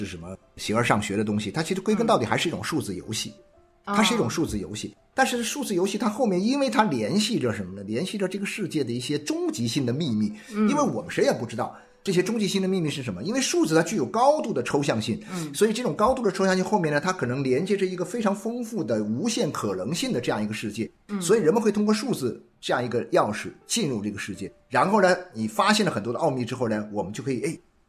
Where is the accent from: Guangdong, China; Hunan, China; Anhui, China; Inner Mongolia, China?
Guangdong, China; 我会觉得是南方人呢，特别是我们广东人